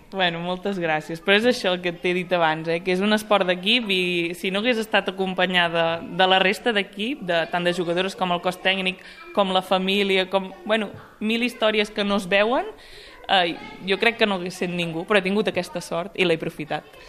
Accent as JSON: {"language": "Catalan", "town": "Sant Hipòlit de Voltregà", "region": "Catalonia", "country": "Spain", "said": "sóc de Sant Hipòlit de Voltregà"}